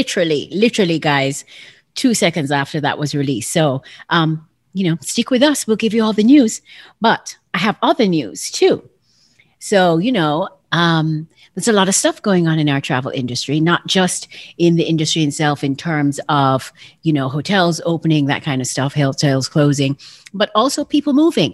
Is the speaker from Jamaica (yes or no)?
yes; Jamaica; We are both from Jamaica